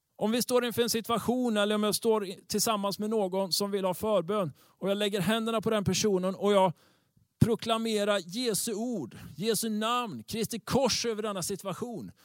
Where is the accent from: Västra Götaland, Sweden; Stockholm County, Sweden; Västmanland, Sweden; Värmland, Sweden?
Västra Götaland, Sweden; Tibro; Tibro där jag kommer ifrån